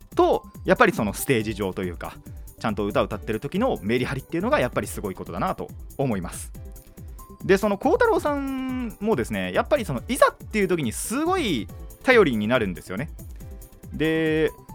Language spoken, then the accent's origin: Japanese; Kanagawa, Japan; 僕は神奈川の人間です